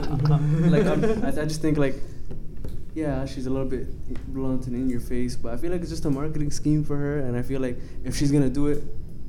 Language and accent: English; Canada; Of course I'm Canadian.